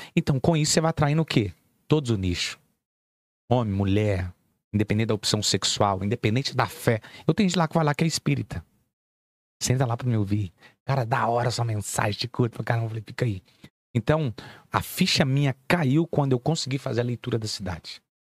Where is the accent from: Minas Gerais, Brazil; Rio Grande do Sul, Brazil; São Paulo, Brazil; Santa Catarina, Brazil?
Minas Gerais, Brazil; Belo Horizonte; also born or lived in Nova Lima; eu vim da favela, irmão. Vim do Morro, pra, morro das Pedras.